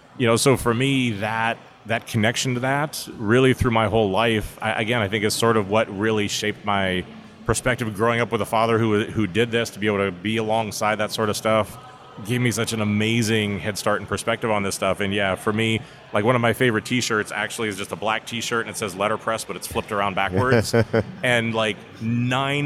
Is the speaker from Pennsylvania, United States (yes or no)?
yes; Pittsburgh, Pennsylvania, United States; I grew up in Pittsburgh, Pennsylvania, really during the collapse of the steel mills